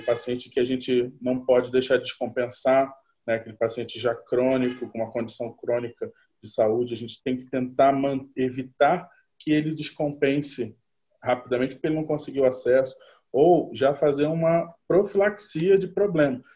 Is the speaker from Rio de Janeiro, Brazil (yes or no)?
yes; Rio de Janeiro, Brazil; eu sou do Rio de Janeiro